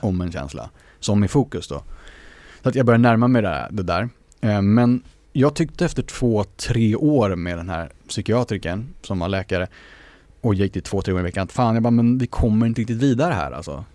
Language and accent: Swedish; Sweden; vi är svenskar för att vi vuxit upp i Sverige